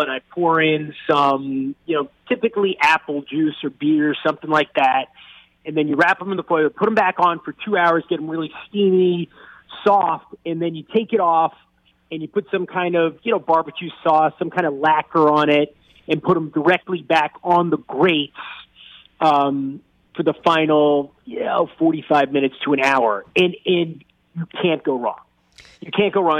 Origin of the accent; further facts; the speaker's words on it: New York, United States; I'm from New York. It's more of a food town